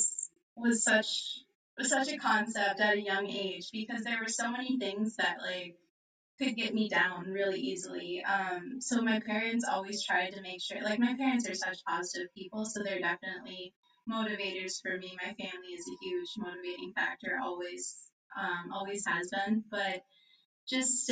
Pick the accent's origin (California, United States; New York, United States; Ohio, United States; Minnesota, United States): Minnesota, United States; Jordan; moved away as an adult; now in Tucson, United States; I'm from Jordan, Minnesota originally. I live in Tucson, Arizona now, so I've made a big leap. But I grew up in a really small town